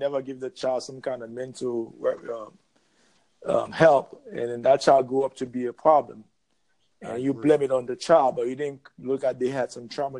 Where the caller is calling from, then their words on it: Florida, United States; I'm coming from Florida.